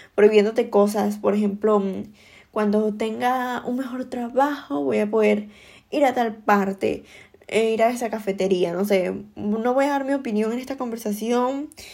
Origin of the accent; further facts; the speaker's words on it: Venezuela; moved away as an adult; yo emigré em, de Venezuela